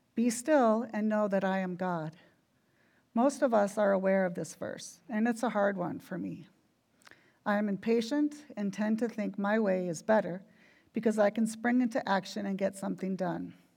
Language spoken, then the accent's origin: English; Minneapolis–Saint Paul, Minnesota, United States; When I was a little girl growing up in the Twin Cities